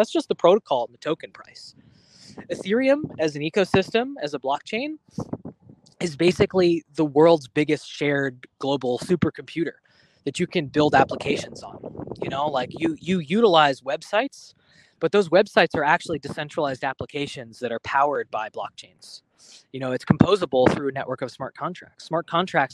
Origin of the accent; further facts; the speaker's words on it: New York City, New York, United States; I grew up in Manhattan. You know, I'm a New Yorker through and through